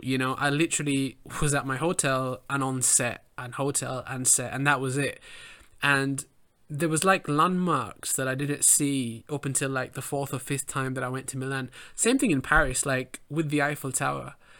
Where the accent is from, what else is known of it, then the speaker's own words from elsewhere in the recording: England, United Kingdom; I grew up in England